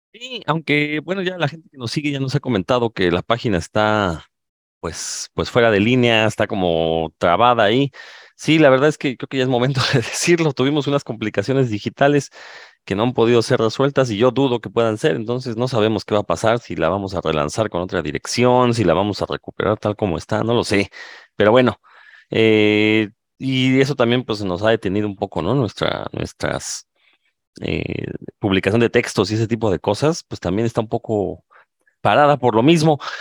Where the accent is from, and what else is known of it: Mexico